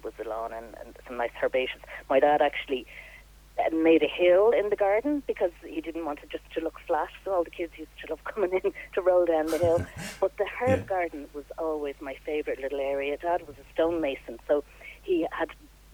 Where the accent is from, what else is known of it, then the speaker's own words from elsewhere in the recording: Dublin, Leinster, Ireland; also born or lived in Australia; now in Naul, Ireland; I grew up in Santry